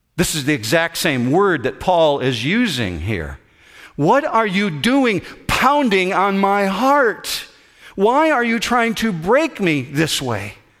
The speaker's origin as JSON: {"language": "English", "town": "Whitehall", "region": "Michigan", "country": "United States", "tie": "born or raised there", "said": "I grew up in Whitehall, Michigan, just north of Muskegon, Michigan."}